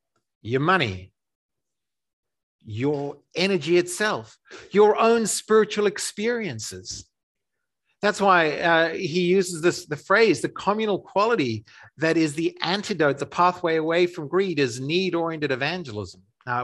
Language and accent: English; Zimbabwe; also born or lived in South Africa; So I grew up in Africa in the during the transition to I can't even describe it. It's too politically fraught. The transition to black majority rule, to independence, to a post-colonial dictatorship in Zimbabwe.